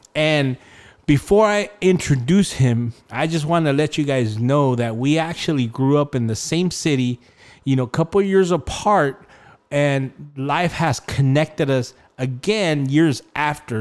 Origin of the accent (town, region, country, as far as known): Rialto, California, United States; born or raised there